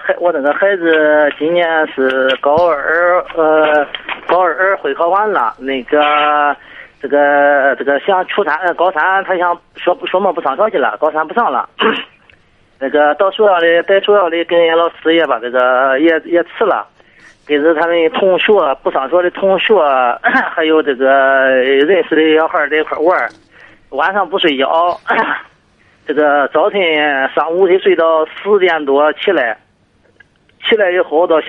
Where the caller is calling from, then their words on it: Liaocheng, Shandong, China; 我是聊城的。